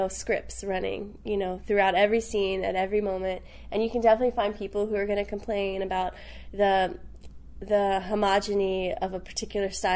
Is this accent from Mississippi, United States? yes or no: no; Richmond, Virginia, United States; born or raised there; now in New York, United States